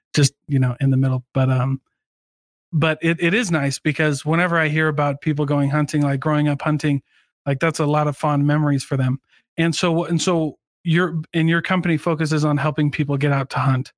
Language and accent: English; Iowa, United States; moved away; I grew up in Iowa, hunting's really big in Iowa